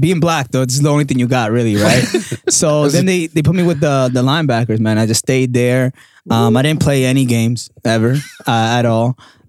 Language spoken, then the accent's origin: English; Dominican Republic; also born or lived in New York, United States; Yeah. And especially like being Dominican.